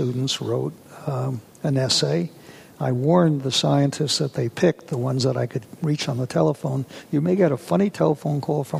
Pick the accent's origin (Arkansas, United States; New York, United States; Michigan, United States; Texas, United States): New York, United States; New York City; I was lived in New York City, and we had a plethora of museums